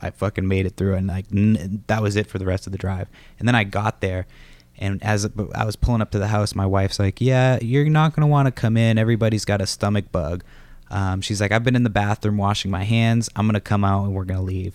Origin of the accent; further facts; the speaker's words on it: Massachusetts, United States; moved away; also born or lived in Los Angeles; I'm from Massachusetts